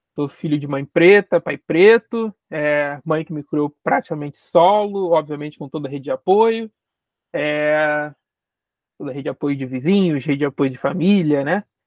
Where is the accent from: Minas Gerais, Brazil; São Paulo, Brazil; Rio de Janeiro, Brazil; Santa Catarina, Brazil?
Rio de Janeiro, Brazil; eu sou periférico da cidade do Rio de Janeiro, então sou carioca, carioca de nascença, moro na periferia do Rio de Janeiro